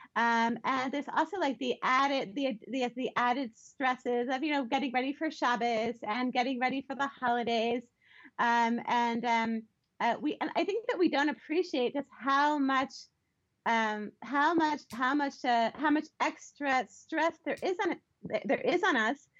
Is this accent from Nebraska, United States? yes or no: no; Baltimore, Maryland, United States; I grew up in Baltimore um, in a conservative Jewish family.